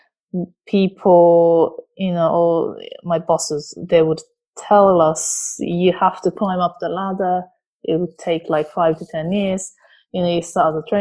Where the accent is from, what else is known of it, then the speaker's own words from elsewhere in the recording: Japan; English is a second language; moved away as an adult; now in London, United Kingdom; I'm originally from Japan. I moved here about 14 years ago. I moved to London about 14 years ago.